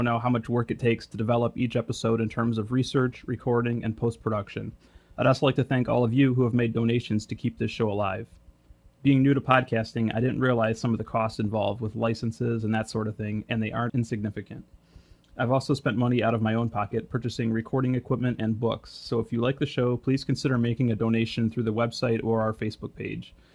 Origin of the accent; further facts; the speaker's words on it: Detroit, Michigan, United States; I'm from Detroit, Michigan, and am a web developer